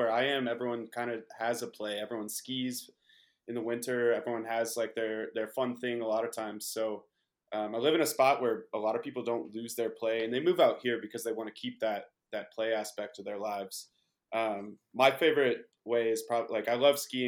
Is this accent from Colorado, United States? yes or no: yes; Paonia, Colorado, United States; I grew up in Peonia, Western Colorado, on the vineyard that I live on now